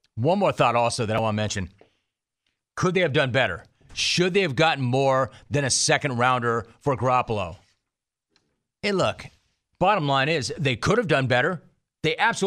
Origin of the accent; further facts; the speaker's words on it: Los Angeles, California, United States; I grew up in Los Angeles